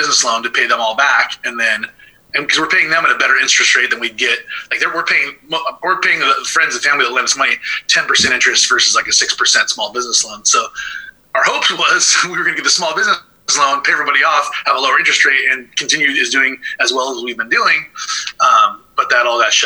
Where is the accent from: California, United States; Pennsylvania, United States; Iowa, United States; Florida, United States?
California, United States; Thousand Oaks; also born or lived in Oregon; I grew up in Thousand Oaks, Newbury Park, just south of Ventura